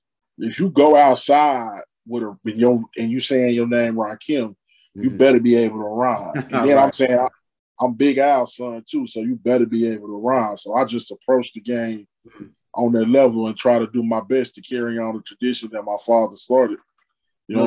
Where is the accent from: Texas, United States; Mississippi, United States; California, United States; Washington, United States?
Texas, United States; Dallas; I'm born and raised in Dallas, Texas. Rest in peace to my father … who participated in the beginning of hip hop culture in Dallas.